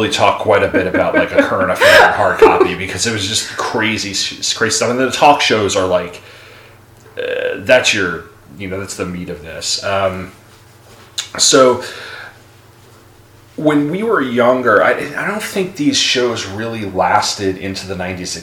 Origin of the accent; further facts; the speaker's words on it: Long Island, New York, United States; I grew up on Long Island, of course, outside of New York City.